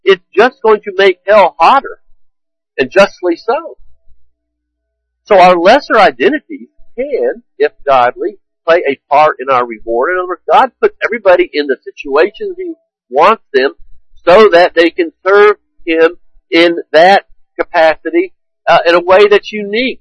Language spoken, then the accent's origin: English; United States; I am an American